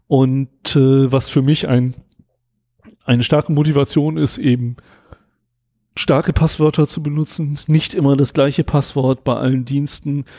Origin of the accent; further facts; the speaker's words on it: Germany; also born or lived in England; als Deutscher